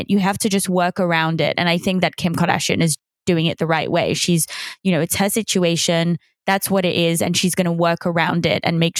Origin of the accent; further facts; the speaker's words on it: Switzerland; also born or lived in United Kingdom / Paris, France; now in United States; the accent is actually, I grew up in Switzerland, English family. I lived in the UK, but I lived in Switzerland, but I lived in Paris, but then I lived in the US for the last three years.